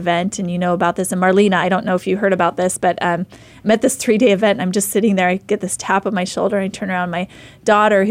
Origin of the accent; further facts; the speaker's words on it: Idaho, United States; I'm a mom from Idaho